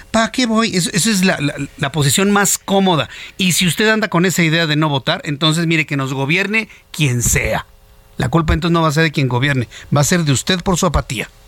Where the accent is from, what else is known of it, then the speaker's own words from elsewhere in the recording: Mexico; No, nosotros no somos venezolanos. Quítese eso de la mente. Tampoco somos bolivianos, tampoco somos cubanos. Somos mexicanos.